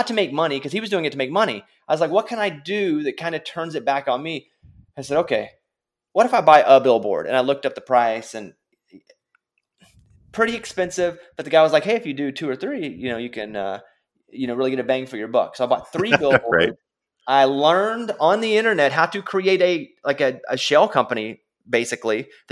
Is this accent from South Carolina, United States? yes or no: no; Arkansas, United States; moved away as an adult; now in Nashville, United States; I grew up in Arkansas in a small rural town